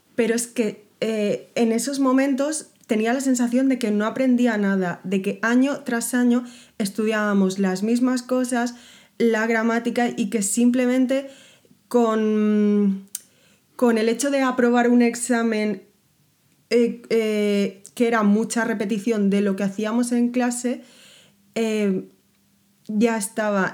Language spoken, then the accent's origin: Spanish; Spain; first language Spanish